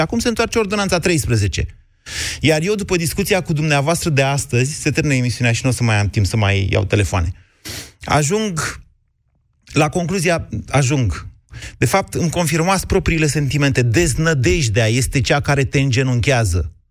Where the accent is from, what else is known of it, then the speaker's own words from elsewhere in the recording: Romania; Noi suntem români